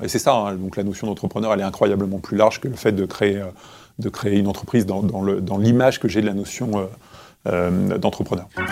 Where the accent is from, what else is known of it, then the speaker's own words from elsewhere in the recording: Créteil, Île-de-France, France; je suis né à Créteil et j'ai grandi à Créteil